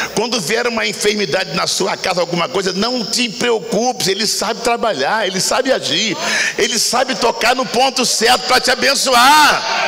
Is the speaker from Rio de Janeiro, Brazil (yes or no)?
yes; Rio de Janeiro, Brazil; moved away as an adult; also born or lived in Brasília area (Federal District), 15 years; Eu, eu moro no Rio de novo, né? Eu morei 15 anos aqui, agora eu voltei para o Rio desde setembro, porque eu sou do Rio.